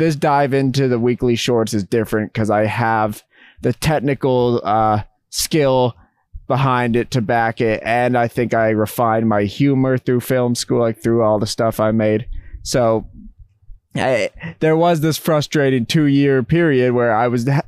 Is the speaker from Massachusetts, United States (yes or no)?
yes; Massachusetts, United States; moved back home to Massachusetts, where Trent, who I know from high school